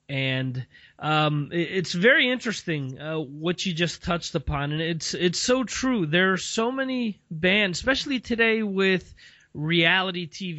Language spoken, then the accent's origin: English; United States; growing up in the States